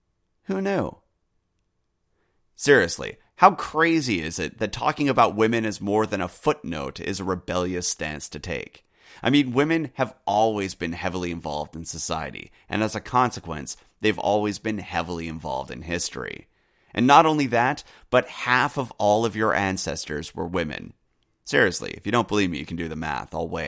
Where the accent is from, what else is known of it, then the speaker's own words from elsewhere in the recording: United States; also born or lived in United Kingdom; As a Brit growing up in the U.S., I had a unique perspective on history